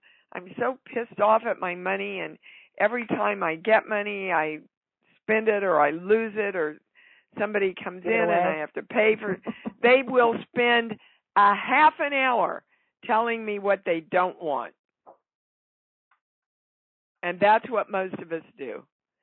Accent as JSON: {"language": "English", "region": "Kansas", "country": "United States", "tie": "born or raised there", "said": "I grew up in Kansas."}